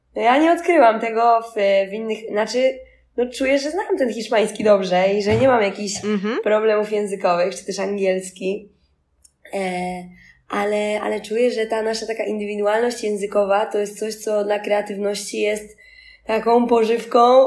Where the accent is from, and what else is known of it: Poland; born or raised there; moved away as an adult; also born or lived in Barcelona, Spain / Ursynów, Warsaw